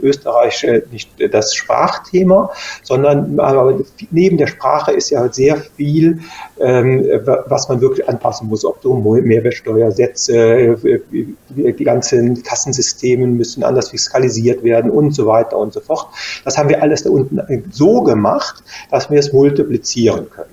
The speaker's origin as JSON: {"language": "German", "country": "Germany", "said": "in der Eifel früher, wo ich herkomme"}